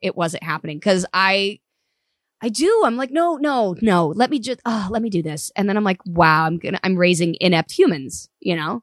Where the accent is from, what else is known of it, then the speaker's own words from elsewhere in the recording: Los Alamitos, California, United States; also born or lived in Cypress / Seal Beach; driving from Orange County to L A every day